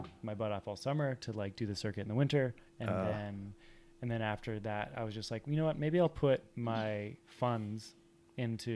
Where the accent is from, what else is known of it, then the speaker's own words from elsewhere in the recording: Oro-Medonte, Ontario, Canada; moved away as an adult; I grew up just about like an hour and a half north of Toronto